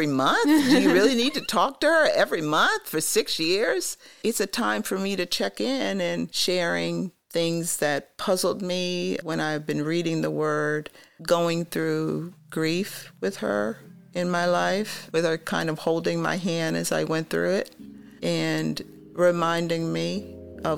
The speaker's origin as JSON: {"language": "English", "area": "Long Island", "region": "New York", "country": "United States", "moved": "as an adult", "lives_now": "Columbus, United States", "said": "I come from Long Island, New York, and I've been here now almost 20 years."}